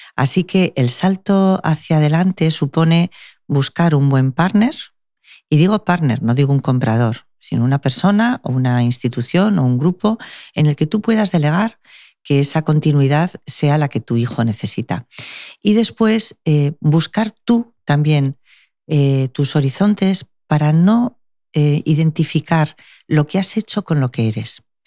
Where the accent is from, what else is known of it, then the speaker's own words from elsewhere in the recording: Basque Country, Spain; now in Málaga, Spain; es de dónde vengo